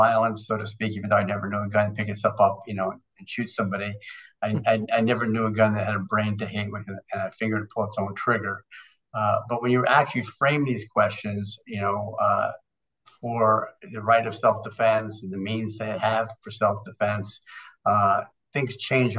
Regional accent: New York City, New York, United States; I grew up in New York City

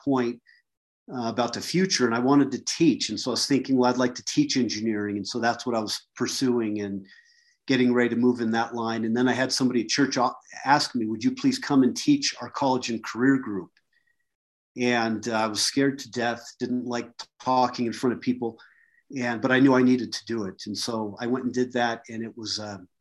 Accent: United States; also born or lived in Mozambique / Kentucky / Colorado; I was a good old American boy

